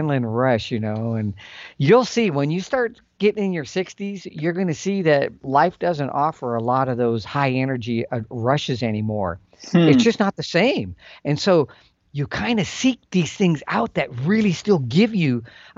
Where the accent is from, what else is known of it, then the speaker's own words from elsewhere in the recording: Calaveras County, California, United States; I grew up, that's where I'm from. I'm from Calaveras County